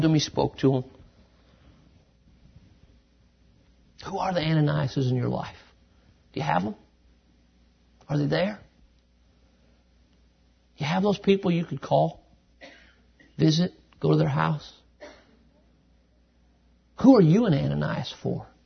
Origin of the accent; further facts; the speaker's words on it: United States; moved away as an adult; now in Quito, Ecuador; I'm an American here